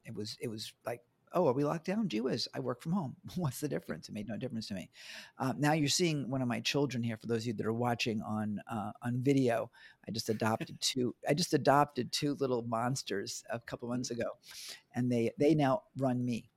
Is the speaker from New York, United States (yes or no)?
yes; New York, United States; also born or lived in Bangkok; now in Australia; Originally from New York.